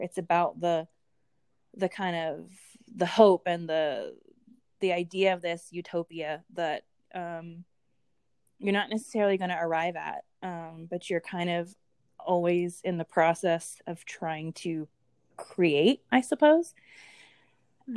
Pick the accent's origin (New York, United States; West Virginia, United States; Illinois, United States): West Virginia, United States; I grew up in West Virginia, so Appalachia